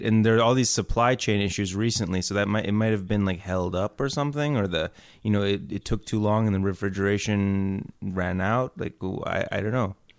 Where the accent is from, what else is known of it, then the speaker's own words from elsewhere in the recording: Houston, Texas, United States; I was born in Houston, Texas.